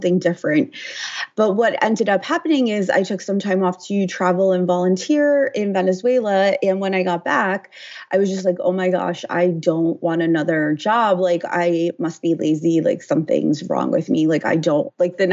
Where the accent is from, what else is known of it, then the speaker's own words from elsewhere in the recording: United States; I'm from the New Jersey, New York City area